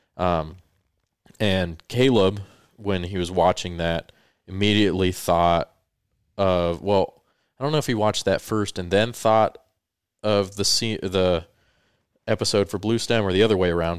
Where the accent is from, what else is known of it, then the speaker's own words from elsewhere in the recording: Colorado, United States; moved away as an adult; also born or lived in California; for the four years I lived in California after I moved there from growing up in Colorado